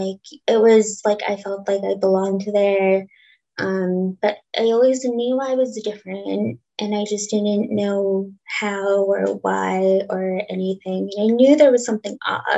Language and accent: English; Winnipeg, Manitoba, Canada; moved away as an adult; also born or lived in Peterborough; now in Toronto, Canada; I was raised in Winnipeg, Manitoba